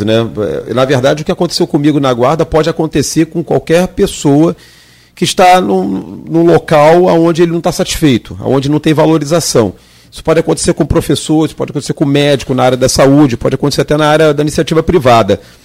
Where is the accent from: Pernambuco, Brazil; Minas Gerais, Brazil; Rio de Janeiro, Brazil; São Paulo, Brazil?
Rio de Janeiro, Brazil; Nova Iguaçu; Eu sou da, da, terra de Nova Iguaçu, nasci e criado em Nova Iguaçu